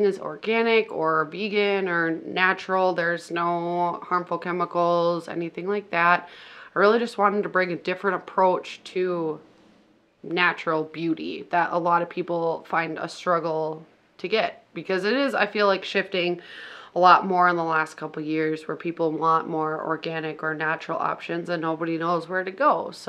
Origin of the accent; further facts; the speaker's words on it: Litchfield, Minnesota, United States; also born or lived in Hutchinson, Minnesota; I was born in Hutch, so I can't say born and raised here. But born in Hutch, but raised here. I've been here my whole life, so... Say a Litchfield native.